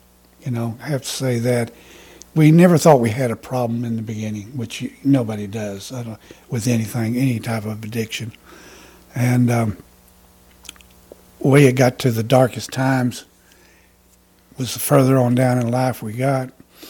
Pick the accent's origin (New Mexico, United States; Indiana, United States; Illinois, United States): New Mexico, United States; Roswell; born there; also born or lived in Texas / Clovis; Well, I was born in Roswell, New Mexico. Of course, my dad was in the Air Force, so I'm an alien. I'm just passing through.